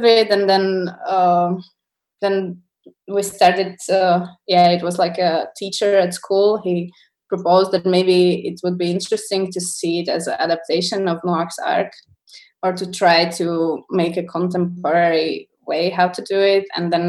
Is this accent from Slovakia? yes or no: yes; Slovakia; English is a second language; also born or lived in Czech Republic; because we grew up in here in Slovakia and Czech.